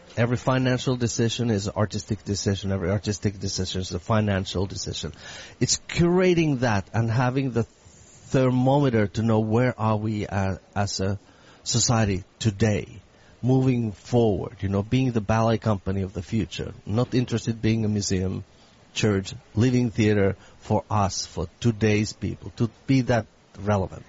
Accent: Finland; also born or lived in San Francisco; now in Boston, United States; my background is, of course, I come from Finland.

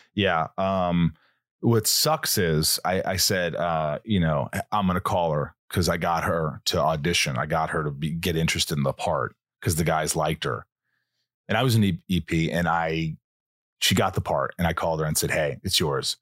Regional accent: Southern Indiana, United States; moved away; I grew up in Southern Indiana

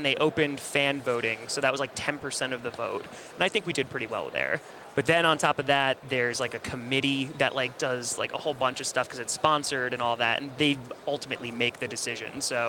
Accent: New York, United States; I'm from New York, and I've been a Packers fan since I was six.

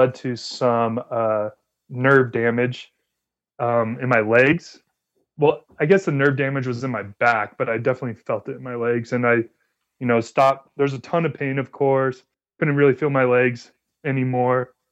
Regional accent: Las Vegas, Nevada, United States; moved away as an adult; also born or lived in Oaxaca, Mexico; now in Provo, United States; I grew up in Las Vegas

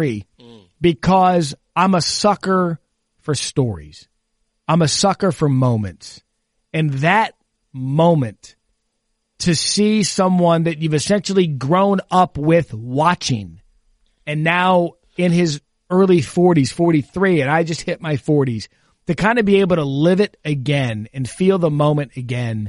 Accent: Scottsdale, Arizona, United States; born and raised in Scottsdale, Arizona

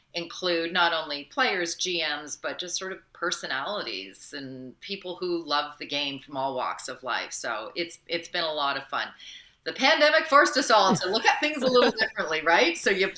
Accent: London, Ontario, Canada; born and raised in London, Ontario.

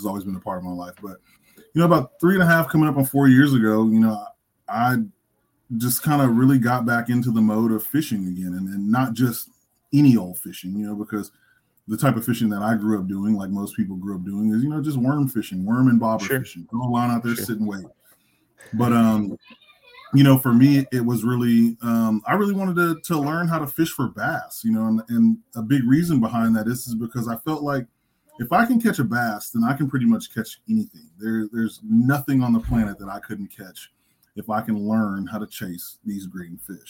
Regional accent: Temple, Texas, United States; now in Dallas, United States; I'm originally from Central Texas, down in Temple. I live in Dallas, in one of the northeastern suburbs of Dallas.

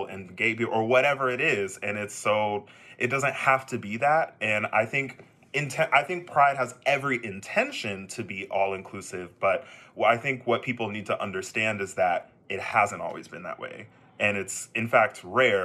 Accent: Texas, United States; Me being a Texan myself, I can definitely attest to growing up gay in Texas

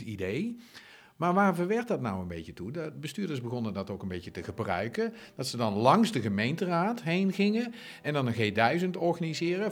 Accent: Zundert, North Brabant, Netherlands; in Zunder, de gemeente waar ik vandaan kom.

